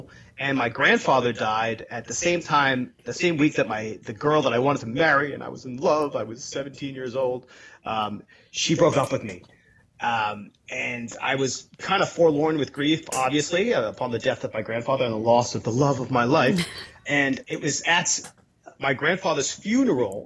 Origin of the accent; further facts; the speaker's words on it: New York City, New York, United States; now in Portland, Maine, United States; So originally I'm from Staten Island, New York. Which you would think I would be a city kid, but this was in 1973. Yes, I know I'm old. And at the time, Staten Island was basically a rural area. Like, I grew up running around in the woods